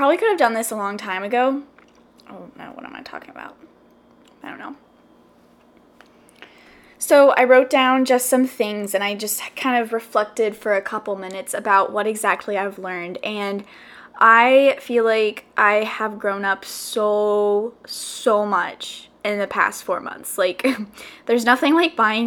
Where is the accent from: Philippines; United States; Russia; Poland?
United States; South Carolina; moved away as an adult; now in Los Angeles, United States; I grew up literally all my life, 21 years, in South Carolina.